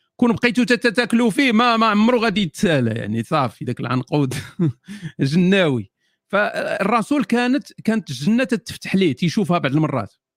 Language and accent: Arabic; Morocco; عندنا في المغرب